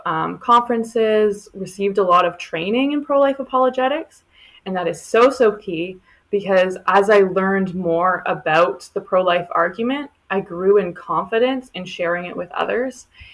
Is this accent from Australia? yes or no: no; Oakville, Ontario, Canada; I am from Oakville, Ontario